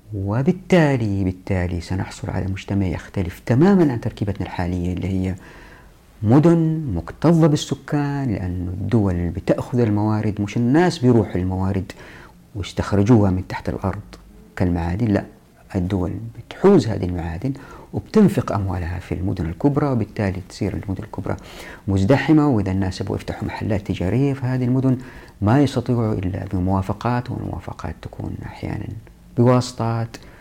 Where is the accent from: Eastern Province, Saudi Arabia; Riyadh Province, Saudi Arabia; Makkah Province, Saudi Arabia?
Makkah Province, Saudi Arabia; Taif; أنا أتذكر في طفولتي في الطائف